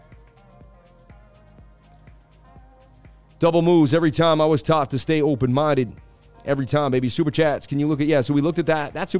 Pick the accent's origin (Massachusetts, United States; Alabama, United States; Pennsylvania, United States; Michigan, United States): Massachusetts, United States; I was from Massachusetts